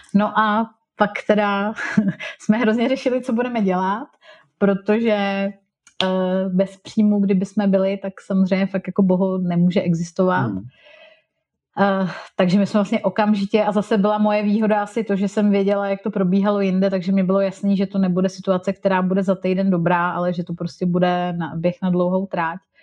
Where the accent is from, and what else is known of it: Czechia; moved away as an adult; also born or lived in England / Germany